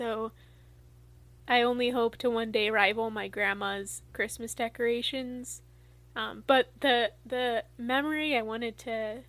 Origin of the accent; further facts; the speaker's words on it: New Mexico, United States; moved away; I grew up in New Mexico